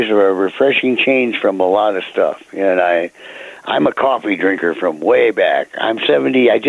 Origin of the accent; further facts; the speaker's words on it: Chicago, Illinois, United States; also born or lived in San Diego, United States; now in San Diego area mountains, United States; Cause I grew up in Chicago, right?